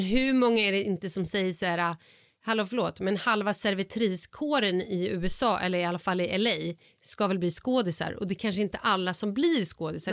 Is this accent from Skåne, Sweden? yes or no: no; Vallentuna, Stockholm County, Sweden; jag var uppvuxen då i Vallentuna